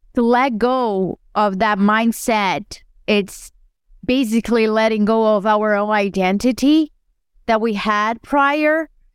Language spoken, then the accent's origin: English; Brazil; moved away as an adult; I was born and raised in Brazil, and I moved here